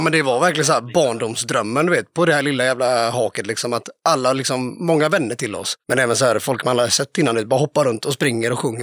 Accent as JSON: {"language": "Swedish", "town": "Kungsbacka", "region": "Halland County", "country": "Sweden", "also_born_or_lived": "Varberg", "moved": "as an adult", "lives_now": "Mölndal, Sweden", "said": "Jag är från Kungsbacka, så det är ju kranskommun kan man säga. Men jag bor i Mölndal"}